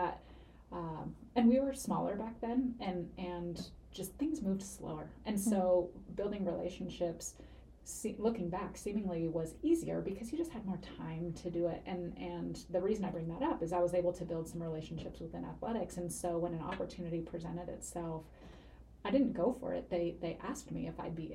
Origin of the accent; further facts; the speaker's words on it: Seattle, Washington, United States; moved away as an adult; now in Spokane, United States; I'm from the Seattle area originally.